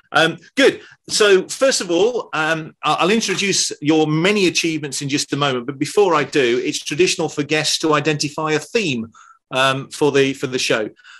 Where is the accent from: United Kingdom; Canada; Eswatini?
United Kingdom; Scarborough, Yorkshire and the Humber; my hometown is Scarborough.